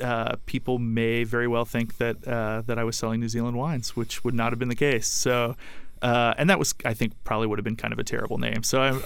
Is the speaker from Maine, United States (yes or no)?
no; suburbs of Philadelphia, Pennsylvania, United States; moved away as an adult; also born or lived in Seattle area; now in Seattle, United States; I am from the suburbs of Philly. That's where I grew up. I got into wine soon after moving out to the Seattle area, which was 2004.